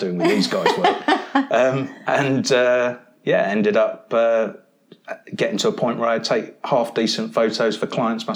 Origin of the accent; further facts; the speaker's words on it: near Brighton and Worthing, South East England, United Kingdom; also born or lived in Mumbles, Wales / Penarth, Wales; I'd kind of grown up near Brighton and Worthing and spent a lot of time down at those places.